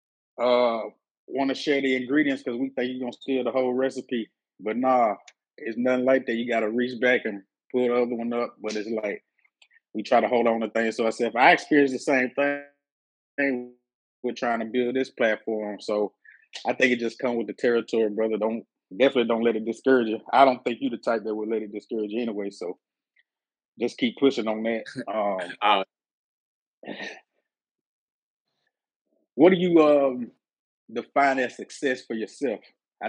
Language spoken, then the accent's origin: English; Mississippi, United States; moved away; I'm from Mississippi originally